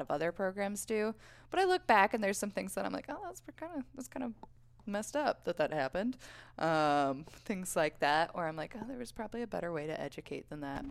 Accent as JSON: {"language": "English", "town": "Boulder", "region": "Colorado", "country": "United States", "tie": "born or raised there", "said": "born and raised in Boulder, Colorado."}